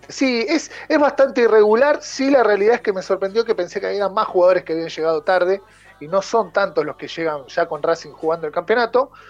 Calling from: Mendoza, Argentina; Hola Ramiro … de Mendoza.

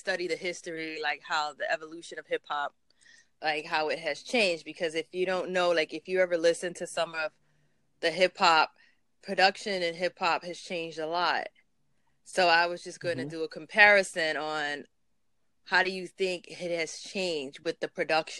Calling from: New York City, New York, United States; I'm calling from Brooklyn, New York.

